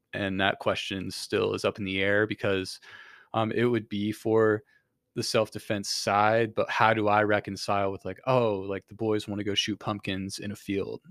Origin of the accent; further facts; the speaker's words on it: Kendallville, Indiana, United States; moved away; in Kendallville, which is where I'm from